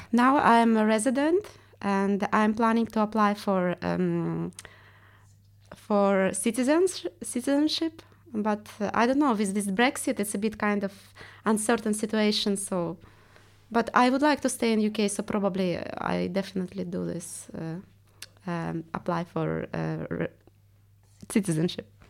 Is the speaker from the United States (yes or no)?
no; Estonia; accent: Russian; English is a second language; moved away as an adult; now in London, United Kingdom; I'm Russian, but I came from Estonia